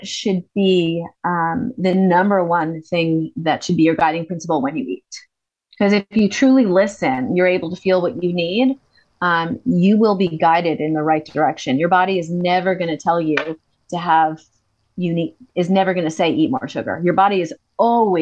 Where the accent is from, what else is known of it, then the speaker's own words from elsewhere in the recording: United States; I'm American